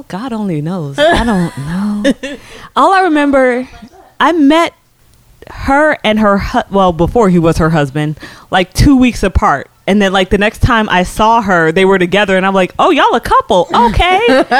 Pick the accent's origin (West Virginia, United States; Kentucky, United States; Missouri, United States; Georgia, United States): Georgia, United States; Alpharetta; moved away as an adult; now in New York, United States; I grew up in Alpharetta and I went to Georgia State for college